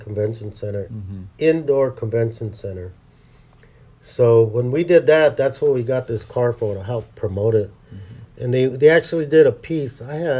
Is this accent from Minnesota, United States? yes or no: no; Los Angeles, California, United States; because I'm from East L.A.